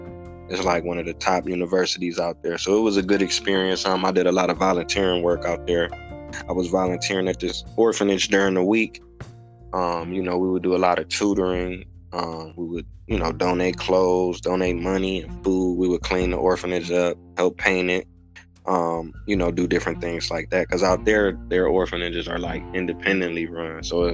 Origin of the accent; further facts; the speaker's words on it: Cleveland, Ohio, United States; I live in Cleveland. I was from Cleveland.